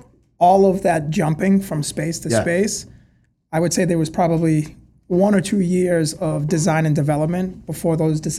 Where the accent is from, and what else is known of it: Lawrence, Massachusetts, United States; born or raised there